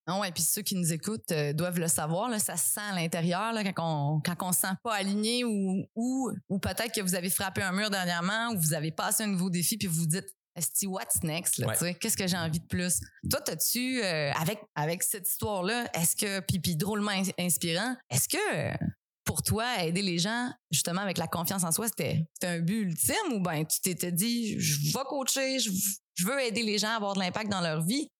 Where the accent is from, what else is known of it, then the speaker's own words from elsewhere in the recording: Matane, Quebec, Canada; je viens de Matane principalement